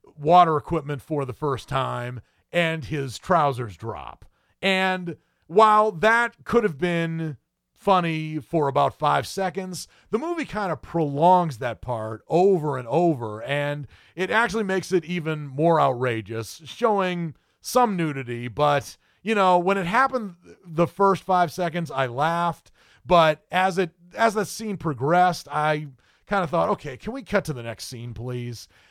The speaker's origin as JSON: {"language": "English", "region": "New England", "country": "United States", "tie": "born or raised there", "moved": "yes", "lives_now": "the South, United States", "said": "having been born and raised in New England"}